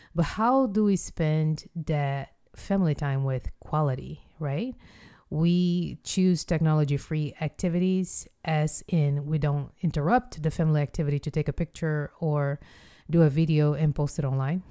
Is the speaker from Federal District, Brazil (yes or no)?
no; Rio de Janeiro, Brazil; moved away; I went home to Rio de Janeiro, which is my hometown